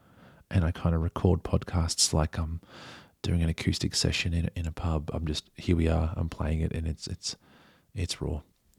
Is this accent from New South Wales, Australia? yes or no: yes; Barooga, New South Wales, Australia; Anyway, so he's from Yarrawonga. I'm from Baruga.